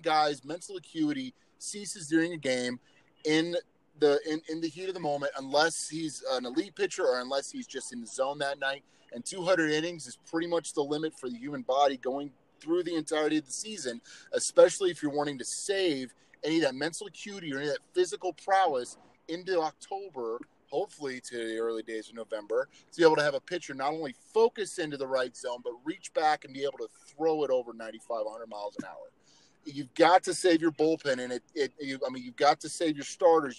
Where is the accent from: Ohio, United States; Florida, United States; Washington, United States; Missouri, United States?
Missouri, United States; Kansas City; I grew up in Kansas City